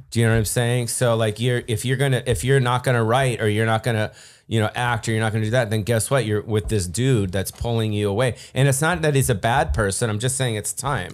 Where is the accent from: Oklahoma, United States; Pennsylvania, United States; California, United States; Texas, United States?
California, United States; Beverly Hills; I grew up in Beverly Hills